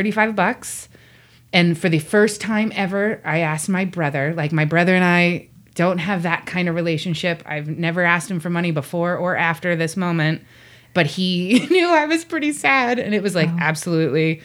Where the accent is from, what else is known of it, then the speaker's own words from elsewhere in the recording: Pittsburgh, Pennsylvania, United States; I grew up in Pittsburgh